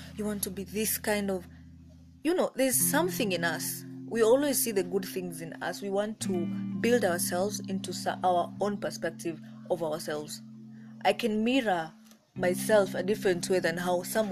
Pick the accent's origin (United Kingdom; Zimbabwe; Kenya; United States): Kenya; I'm African, I'm Kenyan